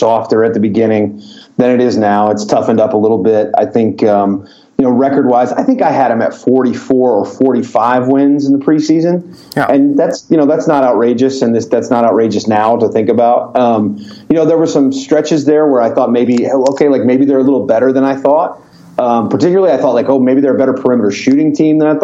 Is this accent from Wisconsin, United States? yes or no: no; Louisville, Kentucky, United States; moved away as an adult; now in Oklahoma City, United States; where I grew up in Louisville, Kentucky